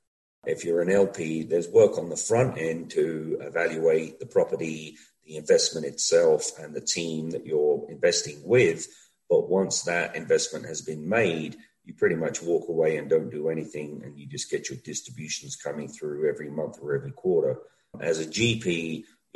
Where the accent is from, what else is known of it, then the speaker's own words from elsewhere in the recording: London, United Kingdom; moved away as an adult; also born or lived in Los Angeles, United States; now in Denver, United States; I'm from London, England.